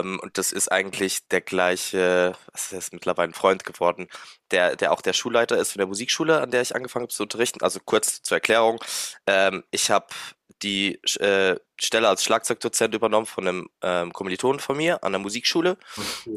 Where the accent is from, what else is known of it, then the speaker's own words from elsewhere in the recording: Luxembourg; moved away as an adult; now in Mannheim, Germany; ich bin 29 und bin gebürtiger Luxemburger tatsächlich